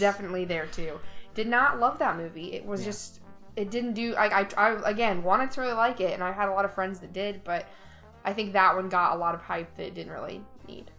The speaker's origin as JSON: {"language": "English", "region": "Indiana", "country": "United States", "also_born_or_lived": "Ohio", "moved": "yes", "lives_now": "Florida, United States", "said": "I'm originally from the Midwest, so I did not grow up here. We live in Florida now, but i am from Indiana"}